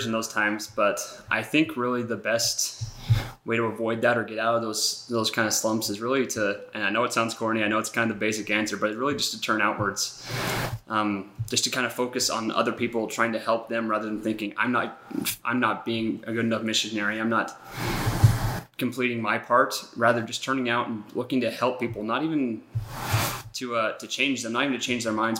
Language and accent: English; Nampa, Idaho, United States; moved away as an adult; also born or lived in Lima, Peru; now in Idaho Falls, United States; originally from Nampa, Idaho.